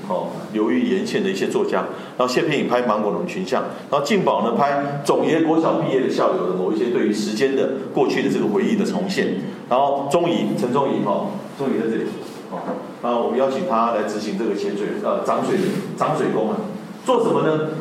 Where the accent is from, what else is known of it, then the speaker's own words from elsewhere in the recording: Tainan, Taiwan; moved away as an adult; also born or lived in Northern Taiwan; 作为一个北漂的台南人哦，就是我本身是在台南长大